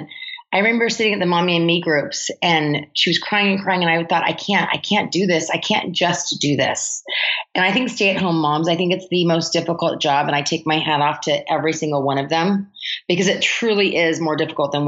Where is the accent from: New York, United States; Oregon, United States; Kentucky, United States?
Oregon, United States; moved away as an adult; now in Los Angeles, United States; I'm from Oregon. So I actually left Oregon because I felt in Oregon, there was a glass ceiling